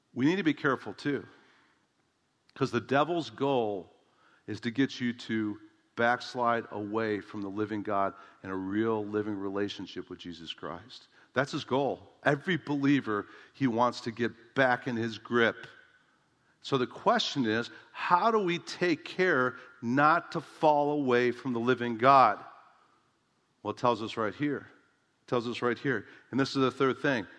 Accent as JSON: {"language": "English", "town": "Chicago", "region": "Illinois", "country": "United States", "tie": "born or raised there", "also_born_or_lived": "San Diego, California / Oshkosh, Wisconsin", "moved": "as an adult", "said": "my home of Chicago"}